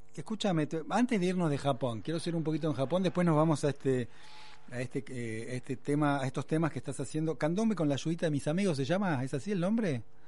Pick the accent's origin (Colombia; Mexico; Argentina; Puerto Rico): Argentina; somos autorreferenciales los argentinos